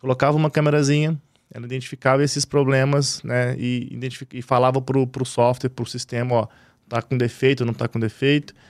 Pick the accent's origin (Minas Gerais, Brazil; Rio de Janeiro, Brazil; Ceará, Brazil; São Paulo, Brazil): Minas Gerais, Brazil; Belo Horizonte; also born or lived in Divinópolis; Eu sou de BH, né? Minas Gerais.